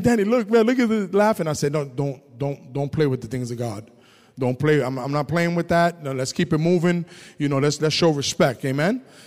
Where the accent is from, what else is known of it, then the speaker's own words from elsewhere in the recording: New York, United States; moved away as an adult; also born or lived in Massachusetts; growing up in the Lower East Side, it was tough for my family.